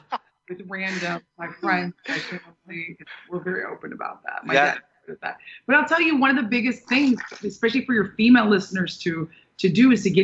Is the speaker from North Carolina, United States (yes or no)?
no; Manhattan, New York, United States; also born or lived in Orange County, United States / Santa Barbara, United States; I was born in Orange County, and then we moved to Manhattan. We moved to Santa Barbara, and I would split my time in Manhattan and Santa Barbara. Very beautiful places. But I consider myself a New York girl